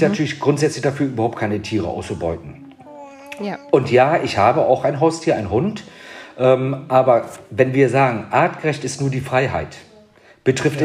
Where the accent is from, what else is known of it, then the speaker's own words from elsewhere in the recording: Bremen, Germany; ich komme aus Bremen